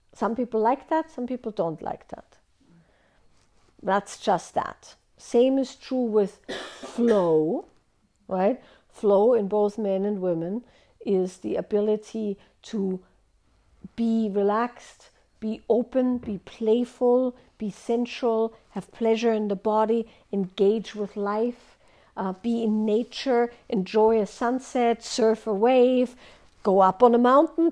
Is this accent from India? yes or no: no; Austria; moved away; I grew up in Austria